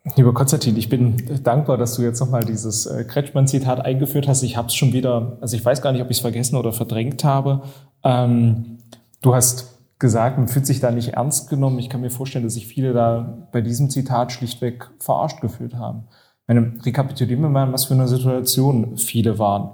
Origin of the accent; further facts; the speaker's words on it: Halle, Saxony-Anhalt, Germany; ich bin ja gebürtiger Hallenser